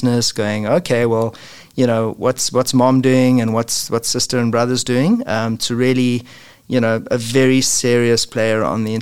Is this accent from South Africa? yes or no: yes; South Africa; moved away as an adult; now in Oakville, Canada; you can hear from my funny accent, that I'm originally from South Africa and immigrated to Canada in 2000